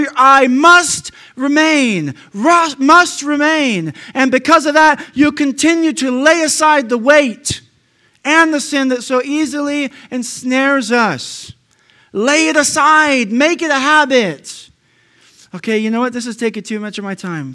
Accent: United States; I'm an American

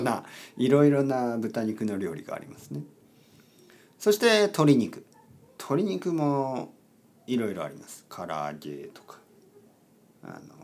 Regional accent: Oita, Japan; 僕の出身は豊後牛というのがあるし

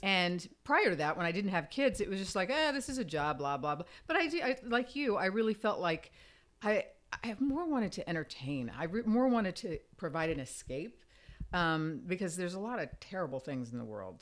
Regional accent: Fort Myers, Florida, United States; also born or lived in Virginia; now in Los Angeles, United States; I grew up in Fort Myers, Florida, this little tiny town

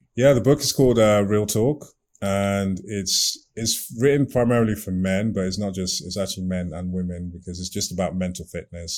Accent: Nigeria; also born or lived in United Kingdom; now in Maryland, United States; I'm from Nigeria

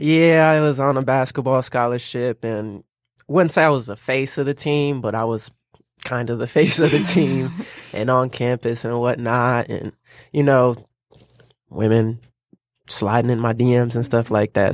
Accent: Lansing, Michigan, United States; now in Detroit, United States; I'm from Lansing, currently living in Detroit.

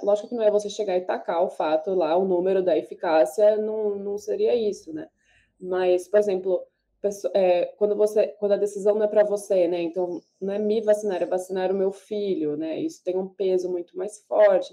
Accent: Brazil; enquanto brasileiro

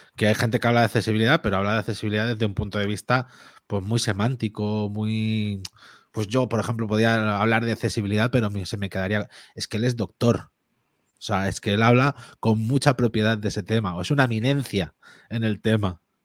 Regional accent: Spain; es algo que tenemos mucho los españoles

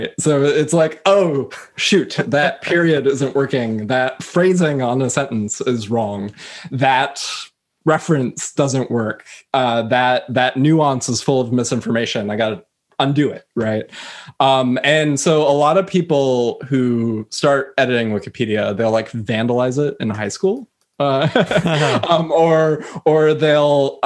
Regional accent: United States; I come from the United States

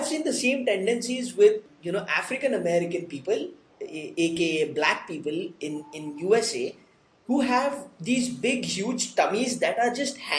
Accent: India; I'm an Indian woman, that is the gene that I am born

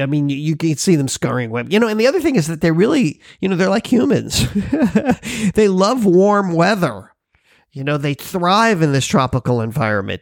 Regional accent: Florida, United States; now in Hawaii, United States; I'm from Florida. I lived there for years

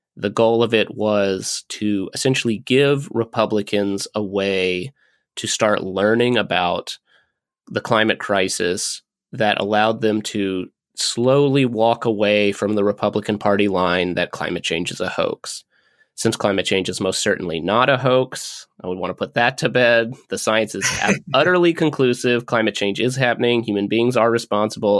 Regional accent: Kentucky, United States; my home state's senators

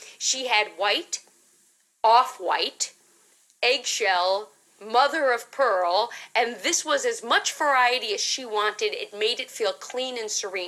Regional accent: New York City, New York, United States; I grew up in Manhattan

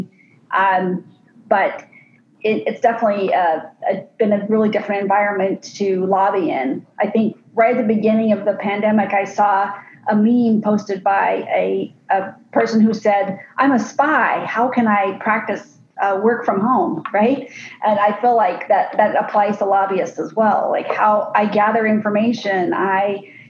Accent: Arizona, United States; I grew up here in Arizona, and I was the youngest of seven.

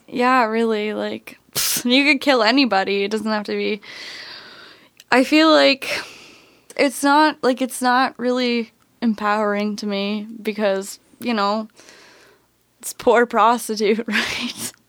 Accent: Burlington, Ontario, Canada; moved away; I'm from Burlington originally

